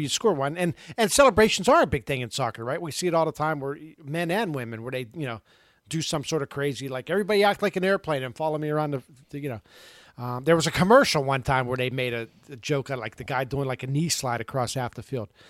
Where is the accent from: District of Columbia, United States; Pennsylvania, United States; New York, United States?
Pennsylvania, United States; Pittsburgh; I grew up in Pittsburgh in the seventies